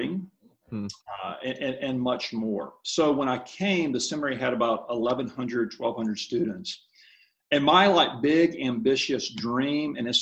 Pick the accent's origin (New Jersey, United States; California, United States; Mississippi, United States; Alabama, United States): Alabama, United States; Mobile; now in Kansas City, United States; I'm from Mobile, Alabama. My wife is as well. We met down there